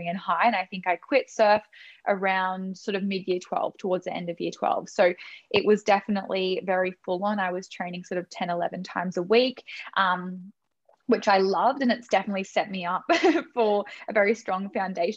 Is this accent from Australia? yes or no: yes; Sunshine Coast, Queensland, Australia; I am from the Sunshine Coast in Queensland.